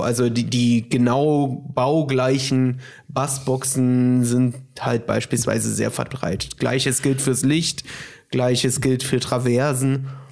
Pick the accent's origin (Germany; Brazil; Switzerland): Brazil; moved away; ich bin gebürtiger Brasilianer